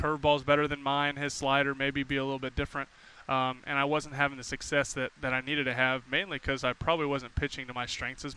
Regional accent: Indianapolis, Indiana, United States; I grew up in Indianapolis

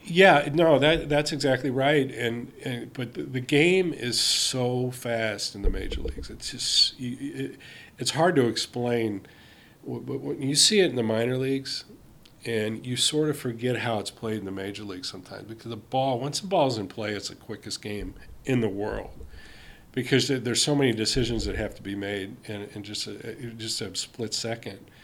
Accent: Cincinnati, Ohio, United States; I grew up in Cincinnati.

